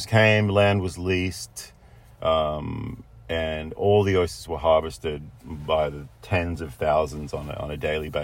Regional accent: Australia; moved away; Growing up in Australia, we have oysters all over the East Coast

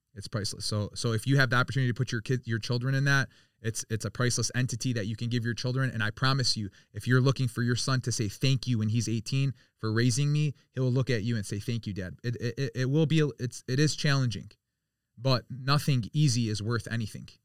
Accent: Birmingham, Michigan, United States; I grew up in Birmingham, so I was around a lot of different um a lot of different cultures

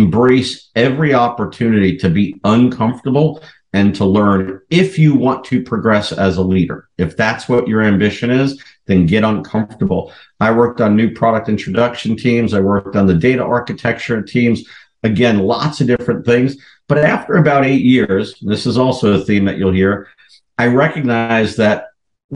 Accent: New York area, United States; accent: New York; now in Chicago, United States; originally born and raised in the New York area. When I get angry, the New York comes out

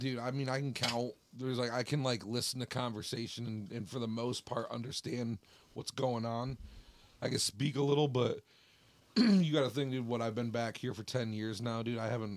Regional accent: Jackson, Michigan, United States; moved away as an adult; also born or lived in California; I grew up here in Jackson, Michigan.

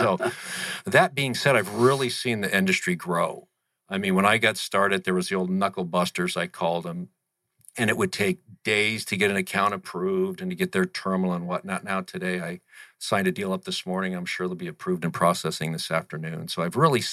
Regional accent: Tempe, Arizona, United States; also born or lived in Kansas / Colorado / Las Vegas, Nevada / Newport Beach, California; I was raised in Tempe, went to Curry, Conley, and McClintock, so I'm a Tempe boy.

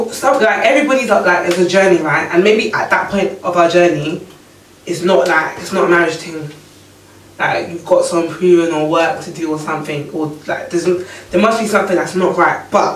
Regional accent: Nigeria; I love being Nigerian, I love seeing Nigerian artists, I love listening to Nigerian music.

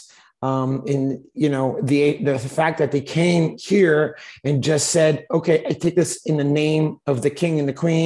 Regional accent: Montreal, Quebec, Canada; also born or lived in Toronto; I grew up in Montreal, a pretty multi-ethnic town

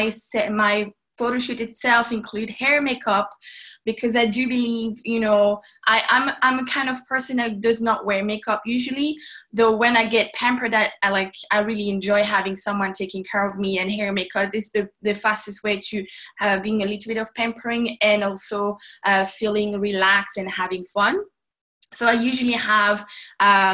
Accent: Paris, Île-de-France, France; moved away as an adult; now in Ireland; I'm actually from Paris myself. I was born and raised in Paris up until I actually moved away

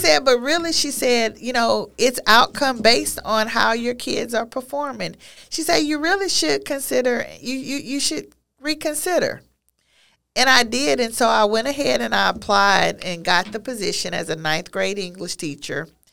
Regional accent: Beaumont, Texas, United States; a teaching position available, um, in my hometown. of, of, of Beaumont

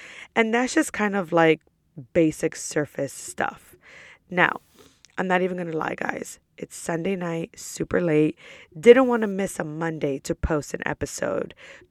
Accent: New York, United States; I'm from New York. I'm 29 years old, currently a student at Rollins College.

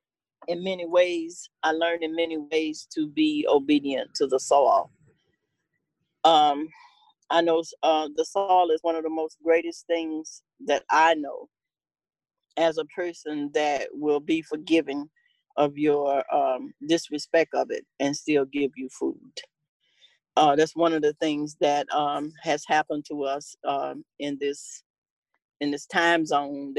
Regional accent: Cuba, Alabama, United States; moved away; also born or lived in Tennessee; I was born in Cuba, Alabama. We moved to Tennessee in the 60s

